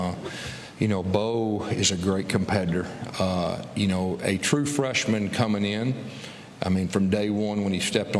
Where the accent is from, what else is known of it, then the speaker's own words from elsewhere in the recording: Fort Smith, Arkansas, United States; moved away; I'm from Fort Smith, too